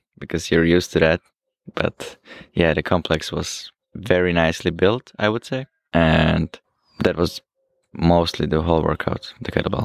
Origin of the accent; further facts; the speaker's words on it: Slovakia; I'm from Slovakia